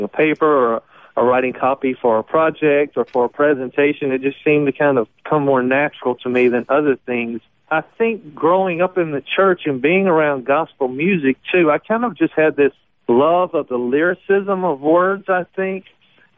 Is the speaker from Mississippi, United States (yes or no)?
yes; Magnolia, Mississippi, United States; my hometown of Magnolia, Macomb